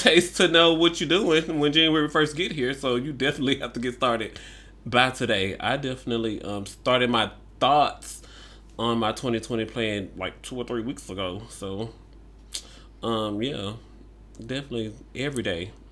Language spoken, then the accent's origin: English; Memphis, Tennessee, United States; I grew up in the South